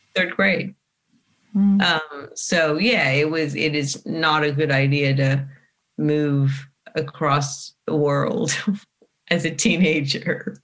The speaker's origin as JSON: {"language": "English", "town": "Sydney", "region": "New South Wales", "country": "Australia", "tie": "born or raised there", "moved": "as an adult", "lives_now": "California, United States", "said": "i grew up in bellevue hill you know eastern suburbs"}